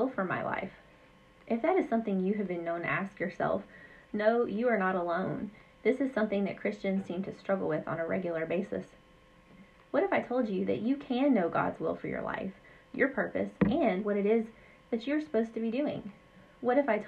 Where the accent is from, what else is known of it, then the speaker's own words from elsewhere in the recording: Southwest Louisiana, United States; moved away as an adult; also born or lived in Central Texas; now in Maine, United States; I grew up in Southwest Louisiana